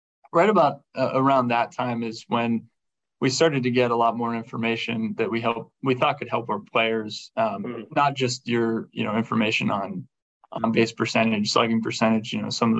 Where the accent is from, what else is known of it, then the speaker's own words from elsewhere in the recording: Carmichaels, Pennsylvania, United States; moved away; I grew up in southwestern Pennsylvania, about 60 miles south of Pittsburgh